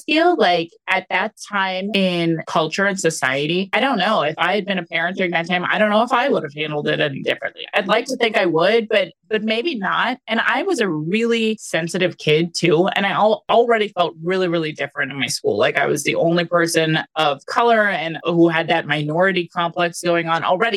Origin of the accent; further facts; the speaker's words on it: California, United States; I grew up in California all throughout my schooling